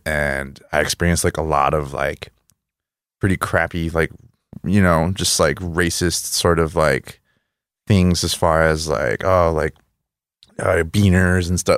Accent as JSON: {"language": "English", "town": "El Paso", "region": "Texas", "country": "United States", "tie": "born or raised there", "also_born_or_lived": "Juárez, Mexico", "second_language": "English", "said": "I'm from El Paso"}